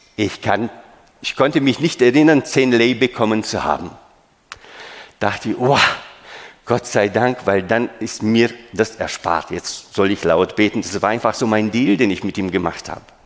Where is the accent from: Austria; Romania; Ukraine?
Romania; moved away; Ich bin in Rumänien geboren